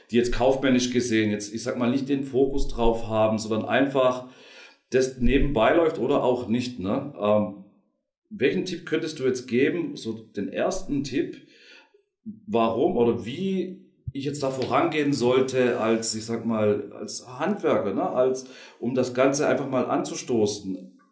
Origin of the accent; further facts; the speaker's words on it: Baden-Württemberg, Germany; Und ich äh, bin Schwabe und ich liebe es einfach.